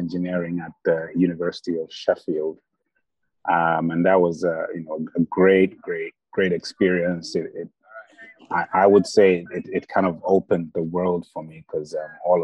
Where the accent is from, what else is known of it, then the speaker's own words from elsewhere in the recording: Zambia; So I was born there, went to school there.